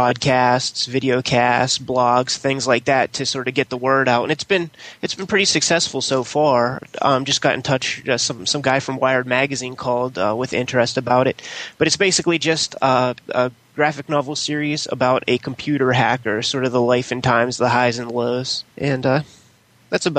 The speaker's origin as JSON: {"language": "English", "town": "Homestead", "region": "Pennsylvania", "country": "United States", "said": "I'm from Homestead"}